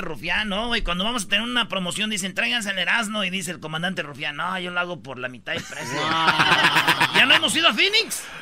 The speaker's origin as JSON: {"language": "Spanish", "town": "Jiquilpan", "region": "Michoacán", "country": "Mexico", "tie": "born or raised there", "said": "mi pueblo, Jiquilpan, Michoacán"}